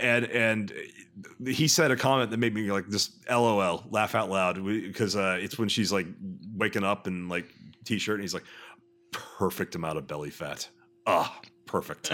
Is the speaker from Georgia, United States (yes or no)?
no; Texas, United States; I'm from two countries. I'm from Texas and the United States of America.